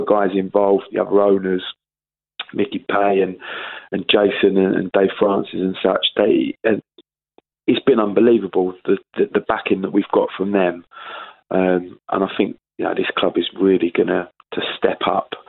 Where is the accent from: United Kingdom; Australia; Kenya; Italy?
United Kingdom; Sidcup, London; I'm from Sidcup. You know, I grew up in Sidcup. I moved there when I was 10.